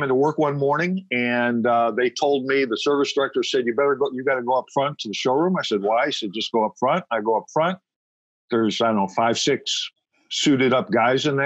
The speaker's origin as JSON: {"language": "English", "region": "Ohio", "country": "United States", "said": "I'm originally from Ohio, so in an urban area in Ohio."}